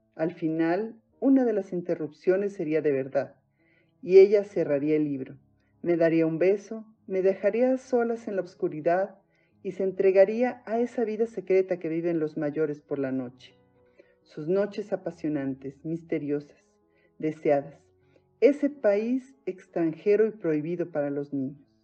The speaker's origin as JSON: {"language": "Spanish", "country": "Mexico", "said": "soy mexicana"}